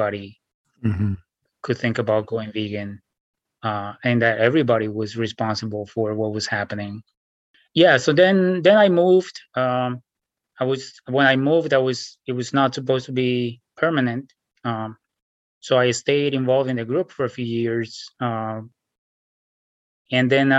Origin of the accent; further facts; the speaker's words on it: Bogotá, Colombia; moved away as an adult; also born or lived in New York City, United States; now in Washington State, United States; I was born in Bogota, Colombia, 1979. So I grew up there